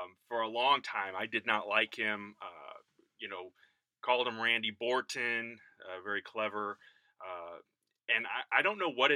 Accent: High Ridge, Missouri, United States; High Ridge is where I grew up

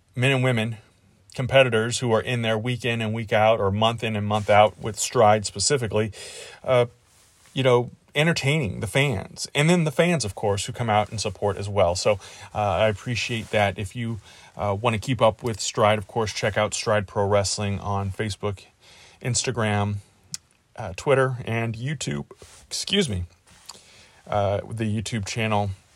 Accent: St. Louis, Missouri, United States; Saint Louis, which was, or is, uh, where I grew up, my hometown

